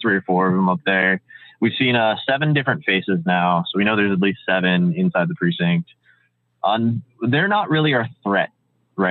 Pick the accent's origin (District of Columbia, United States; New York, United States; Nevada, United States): District of Columbia, United States; Washington, D.C. area; born or raised there; now in Seattle, United States